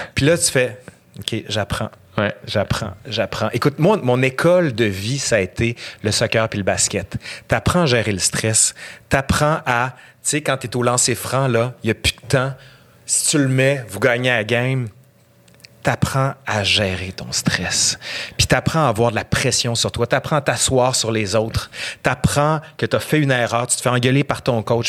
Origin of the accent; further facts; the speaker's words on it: Quebec City, Quebec, Canada; accent: accent de Québec; Je viens de fucking Sainte-Foy. J'ai fait mon cours à l'école Filto, compagnon de quartier.